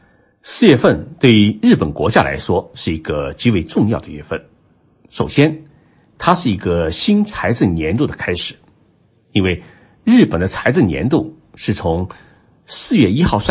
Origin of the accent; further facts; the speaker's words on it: China; now in Tokyo, Japan; 年号对于我们中国人来说是比较久远的故事